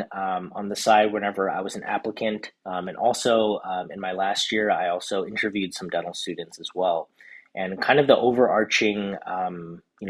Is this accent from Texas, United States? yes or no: yes; Houston, Texas, United States; also born or lived in Southern California; now in Dallas, United States; I'm originally from Houston